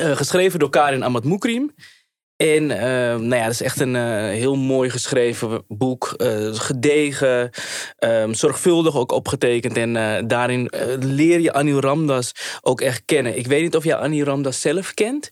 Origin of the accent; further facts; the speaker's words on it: Amsterdam, North Holland, Netherlands; ik kom uit Surinaamse ouders. En, eh, eh, maar daarnaast kom ik gewoon uit Amsterdam en eh, ben ook opgegroeid in die multiculturele samenleving